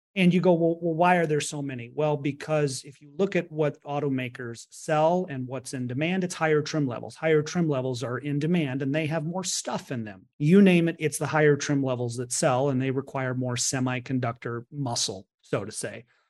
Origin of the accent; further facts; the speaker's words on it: Detroit, Michigan, United States; I was from Detroit